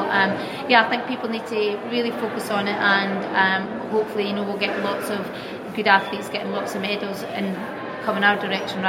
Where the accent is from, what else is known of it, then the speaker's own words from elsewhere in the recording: Scotland, United Kingdom; when you actually run for your own specific nation, Scotland for me, it just means that a little bit more